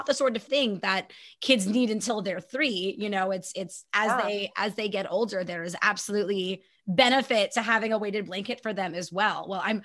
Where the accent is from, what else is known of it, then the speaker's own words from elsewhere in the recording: Canada; I'm so Canadian